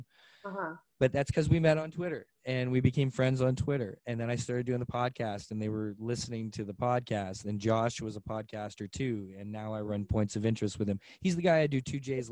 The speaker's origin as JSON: {"language": "English", "town": "Mississauga", "region": "Ontario", "country": "Canada", "tie": "born or raised there", "said": "him and I grew up together here in Clarkson, over in Clarkson in Mississauga"}